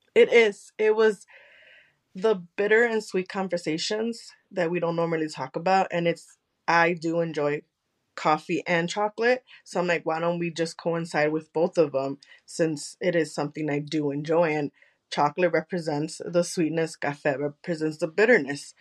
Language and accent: English; United States; first language Spanish; English is a second language; since I am American, my Spanish is a little bit a uh, Colombian and Mexican